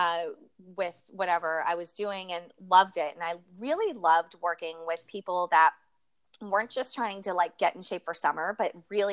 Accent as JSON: {"language": "English", "town": "Manchester", "region": "New Hampshire", "country": "United States", "tie": "born or raised there", "said": "I grew up in New England, in a place called Manchester, New Hampshire"}